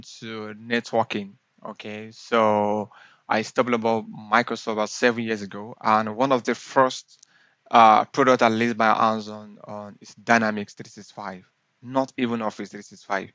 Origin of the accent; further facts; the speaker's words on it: southwest Nigeria, Nigeria; I started my school, my primary to high school and university in the southwest